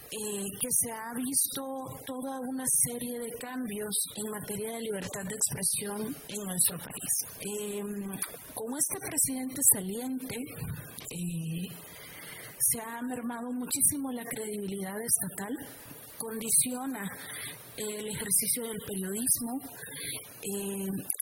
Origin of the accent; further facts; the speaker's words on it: Honduras; yo vengo de Honduras ese país con forma de corazón extendido que une las dos Américas